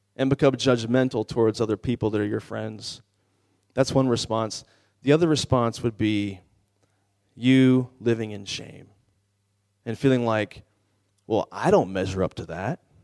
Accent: Washington, District of Columbia, United States; I'm from the Washington, D C area

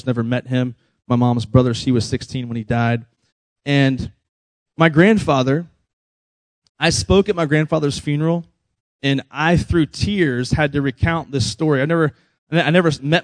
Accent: Virginia, United States; moved away; we grew up in Virginia where it's actually cold sometimes

